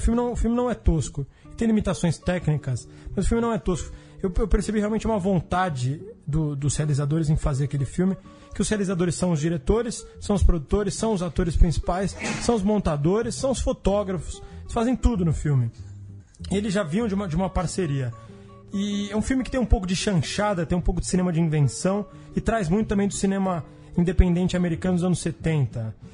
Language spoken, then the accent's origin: Portuguese; São Paulo, Brazil; como paulistano contemporâneo